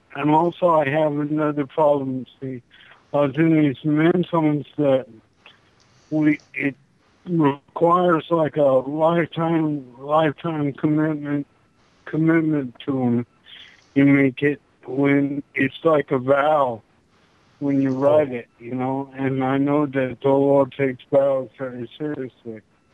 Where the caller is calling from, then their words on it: Tucson, Arizona, United States; Yeah, Tucson, Arizona.